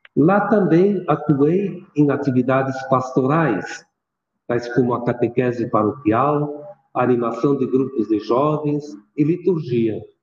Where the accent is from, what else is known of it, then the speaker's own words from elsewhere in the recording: Antônio Prado, Rio Grande do Sul, Brazil; also born or lived in Veranópolis / Garibaldi / Porto Alegre / Bom Princípio; now in Passo Fundo, Brazil; Eu sou natural da Serra Gaúcha, município de Antônio Prado. E até os 16 anos vivi no interior.